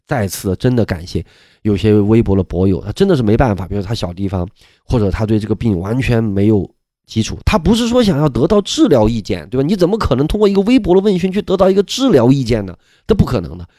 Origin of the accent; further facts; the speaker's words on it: Sichuan, China; moved away; 我们四川那边